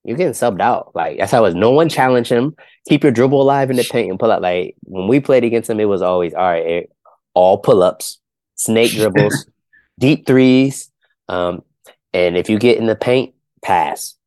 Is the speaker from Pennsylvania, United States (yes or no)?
no; Ohio, United States; I'm from Ohio